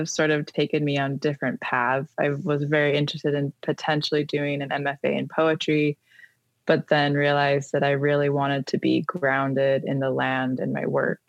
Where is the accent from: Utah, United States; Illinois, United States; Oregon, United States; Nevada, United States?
Utah, United States; Millcreek; I grew up in the Mill Creek area